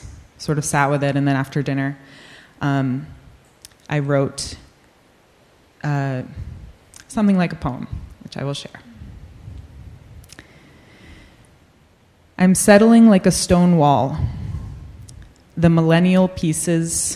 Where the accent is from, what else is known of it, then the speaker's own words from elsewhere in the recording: New England, United States; I grew up in New England